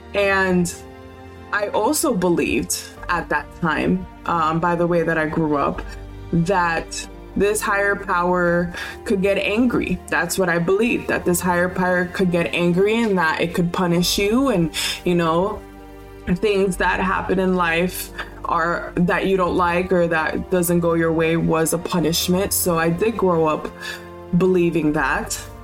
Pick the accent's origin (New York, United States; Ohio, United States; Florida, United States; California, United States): Florida, United States; Homestead; I grew up in Miami in a little small town called Homestead